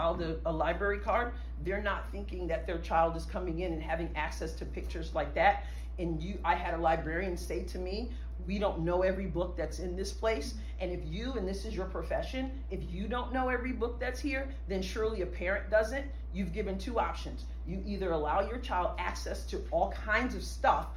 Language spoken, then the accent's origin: English; New York, United States; now in Cape Girardeau, United States; I am originally from New York